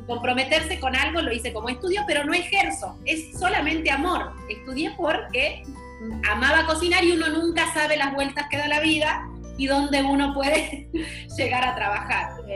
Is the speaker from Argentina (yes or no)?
yes; northern interior of Argentina, northern Argentina, Argentina; now in Panama; soy del interior de Argentina, del norte